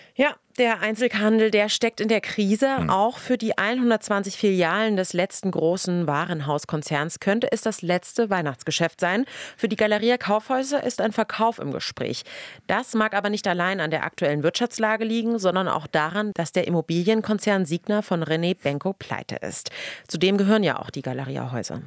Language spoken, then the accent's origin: German; Dresden, Saxony, Germany; now in Berlin, Germany; als Dresdnerin